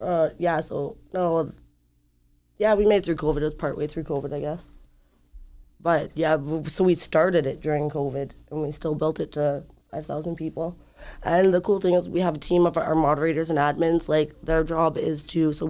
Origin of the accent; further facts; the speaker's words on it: Schreiber, Ontario, Canada; now in Thunder Bay, Canada; I'm from Scriber